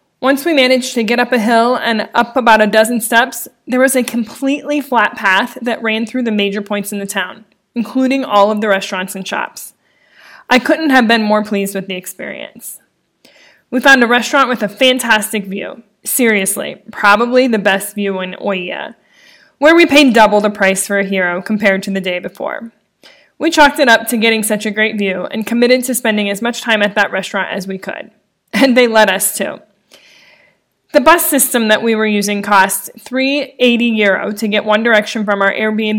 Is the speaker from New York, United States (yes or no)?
no; near Hamilton County, Ohio, United States; accent: Midwest; she spent 8 years in Hamilton County, Ohio, not far from where I grew up.